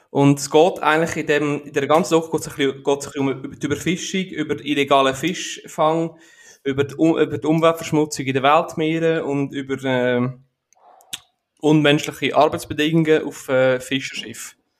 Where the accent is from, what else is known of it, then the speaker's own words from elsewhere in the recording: Aargau, Switzerland; bei uns in der Schweiz, bei, bei uns im, im Aargau